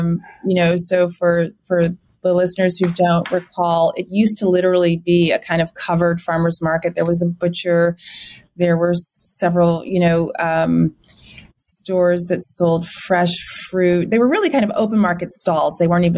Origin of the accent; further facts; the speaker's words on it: Los Angeles, California, United States; In terms of growing up in LA, it just wasn't that interesting. You know, I went to school in Hollywood, which sounds really fun. I graduated from the Hollywood Bowl, which was amazing.